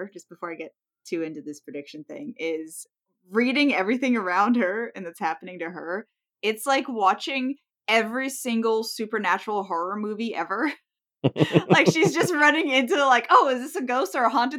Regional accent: United States; as an American

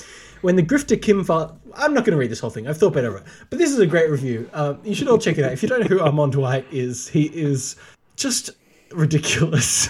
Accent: Australia; home for me as an Australian

